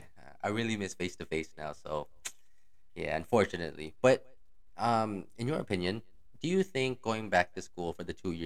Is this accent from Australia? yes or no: no; Toronto, Ontario, Canada; moved away as an adult; now in Philippines; Yep, born and raised in Toronto.